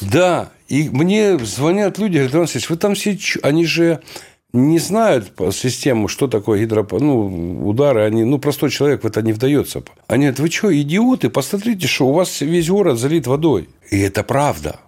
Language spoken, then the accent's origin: Russian; Horlivka, Donetsk Oblast, Ukraine; в родной город, благословенный, Богом данный, город Горловка